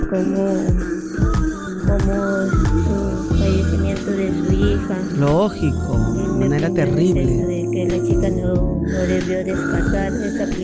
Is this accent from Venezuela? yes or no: yes; Venezuela; now in San Martín de Porres, Peru; de San Martín de Porres. Hola, María, ¿qué tal? Yo soy venezolana y conocí a un peruano por internet.